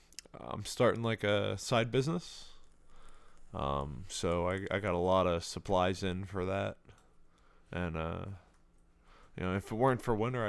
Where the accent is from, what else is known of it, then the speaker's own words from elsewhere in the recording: Ireland; Yes, but I don't speak with that accent. I'm Irish.